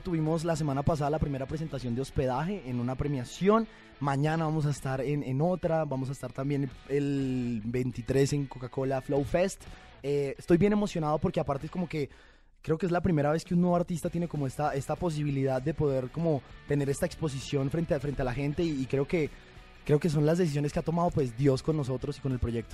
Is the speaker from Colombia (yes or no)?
yes; Bogotá, Colombia; moved away as an adult; also born or lived in Bucaramanga, Colombia; now in Mexico; yo soy de Bucaramanga, me crié en Bogotá, viví en Bogotá hasta los, hasta los 18 años sí. y después vine a vivir aquí a México